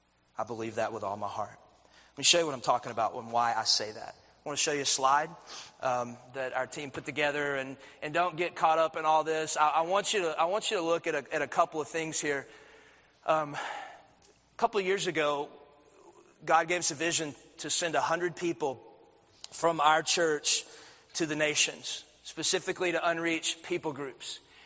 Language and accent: English; Athens, United States; I had 1,000 people going to my church growing up in Athens.